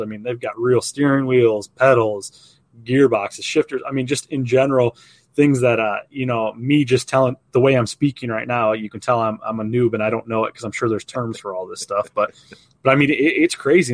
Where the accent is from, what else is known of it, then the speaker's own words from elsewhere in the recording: outside of Toledo, Ohio, United States; growing up in Hi-, Ohio, but outside of Toledo